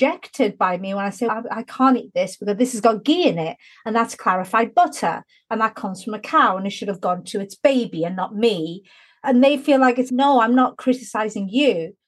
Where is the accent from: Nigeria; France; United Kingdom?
United Kingdom; Newcastle upon Tyne, North East England; where I grew up in Newcastle, when I was growing up, there was literally no other non-white family for about a 10-mile radius